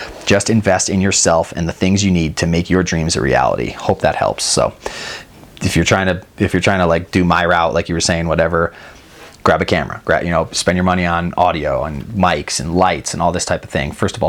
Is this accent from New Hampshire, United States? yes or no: yes; New Hampshire, United States; Backstory, I grew up in New Hampshire and know the struggle back there for good snow and money to buy a pass.